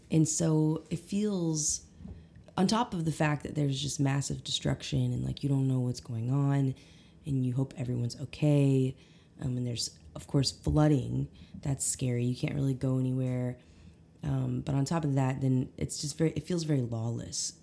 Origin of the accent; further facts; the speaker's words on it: Eureka Springs, Arkansas, United States; also born or lived in Conway, Arkansas; I'm originally from Eureka Springs area